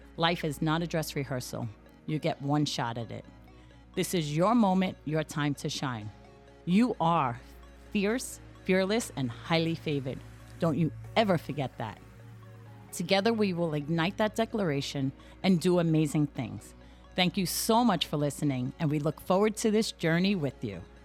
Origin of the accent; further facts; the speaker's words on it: New York City, New York, United States; I am Irish American, born and raised on the west side of Manhattan